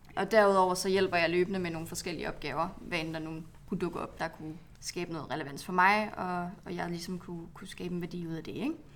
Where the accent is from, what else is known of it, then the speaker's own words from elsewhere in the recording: Aalborg, North Denmark Region, Denmark; moved away; Jeg kommer fra Aalborg.